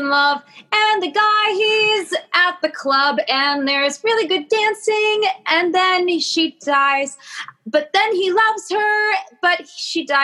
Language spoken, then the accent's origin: English; Kansas City, Missouri, United States; moved away as an adult; also born or lived in Michigan; now in New York, United States; I'm from Kansas City